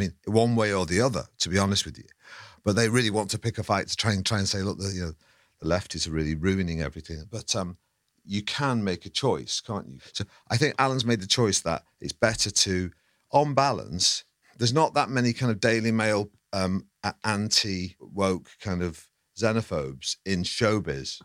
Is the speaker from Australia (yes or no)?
no; Manchester, North West England, United Kingdom; moved away as an adult; I grew up in Manchester. I yeah. never had to descale a kettle till I was 20 something and came down south